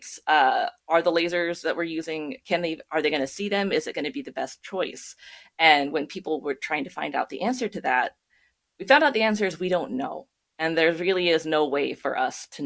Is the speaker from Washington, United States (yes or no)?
yes; near Mount Rainier, Washington, United States; I grew up near Mount Rainier